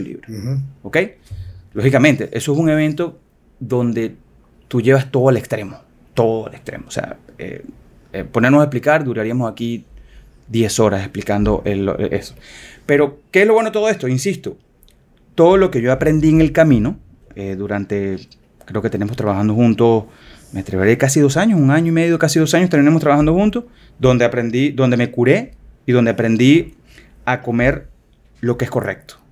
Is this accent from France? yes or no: no; Venezuela; moved away as an adult; now in Dominican Republic; soy venezolano, dominicano, ya eh, nacionalizado dominicano orgullosamente